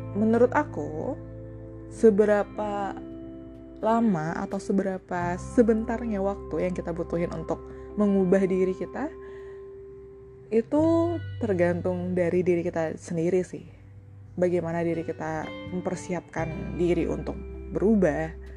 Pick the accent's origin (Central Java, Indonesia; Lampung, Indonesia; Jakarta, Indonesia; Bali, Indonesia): Bali, Indonesia; di salah satu radio yang ada di daerahku di Bali